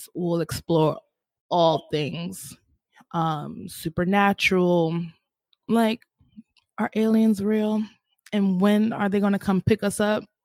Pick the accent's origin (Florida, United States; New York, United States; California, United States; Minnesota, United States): New York, United States; New York City; I'm born and raised in Harlem